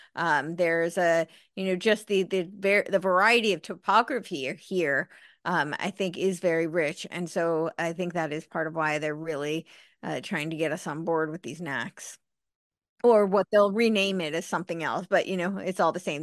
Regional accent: United States; even as an American

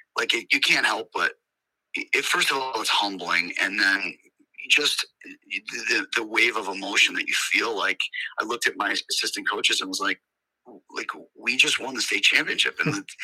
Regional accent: Camillus, New York, United States; I'm born and raised in Camillus myself

